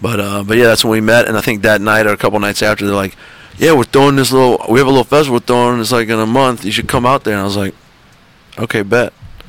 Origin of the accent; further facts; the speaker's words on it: New Orleans, Louisiana, United States; also born or lived in North Shore, Louisiana; Yeah, I'm from New Orleans. Like, born and bred? Born and bred. When I was 10 years old, my family moved to the North Shore.